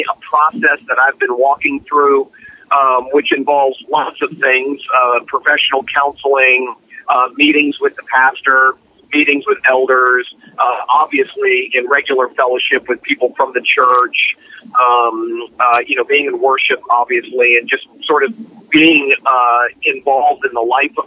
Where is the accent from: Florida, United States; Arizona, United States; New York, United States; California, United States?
Florida, United States; Fort Lauderdale; moved away as an adult; now in Orlando, United States; I moved from my hometown of Fort Lauderdale to Orlando